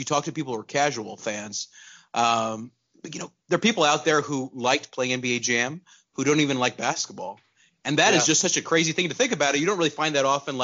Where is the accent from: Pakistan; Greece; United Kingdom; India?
Pakistan; moved away; also born or lived in Texas, United States; So I was born in Texas, but I grew up in Pakistan